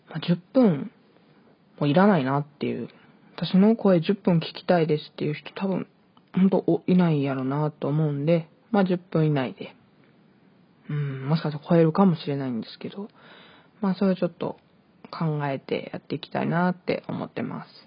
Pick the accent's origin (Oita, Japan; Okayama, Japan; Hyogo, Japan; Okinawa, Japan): Hyogo, Japan; also born or lived in Hokkaido; 北海道生まれ、兵庫県育ちの23歳の